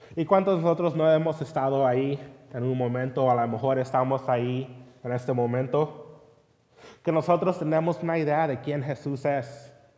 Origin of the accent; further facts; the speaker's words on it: Long Beach, California, United States; yo crecí ahí en California, en Long Beach